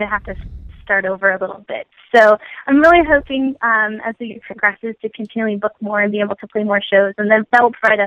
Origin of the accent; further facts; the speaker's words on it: Minnesota, United States; now in Philadelphia, United States; I'm originally from Minnesota. I'm currently living in Philadelphia